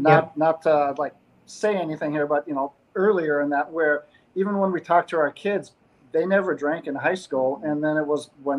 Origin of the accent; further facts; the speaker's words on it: North Dakota, United States; moved away; the amount of time that we grew up in North Dakota and the time that we spent there